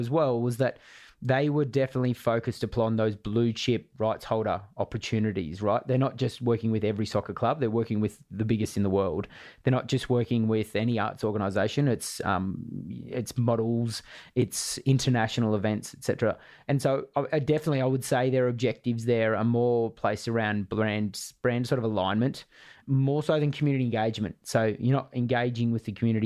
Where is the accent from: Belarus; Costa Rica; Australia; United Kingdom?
Australia; being an Aussie